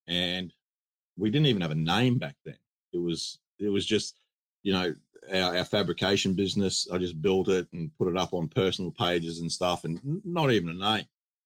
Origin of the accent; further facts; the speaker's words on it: Australia; we're Australian. We build Australian